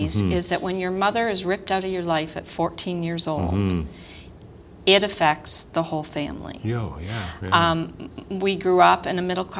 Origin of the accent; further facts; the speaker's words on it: Toronto, Ontario, Canada; I grew up in Toronto, west end of Toronto